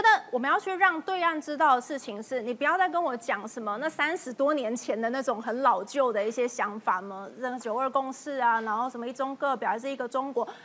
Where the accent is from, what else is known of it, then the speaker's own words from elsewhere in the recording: Taiwan; 我们台湾人民